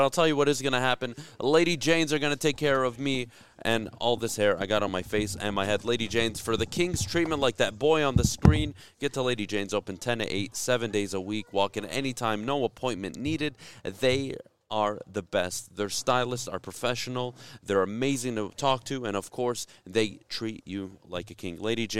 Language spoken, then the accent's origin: English; South Korea; I'm from Korea.